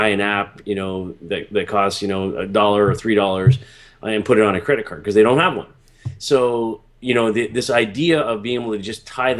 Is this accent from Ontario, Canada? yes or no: yes; Toronto, Ontario, Canada; when I grew up as in Toronto here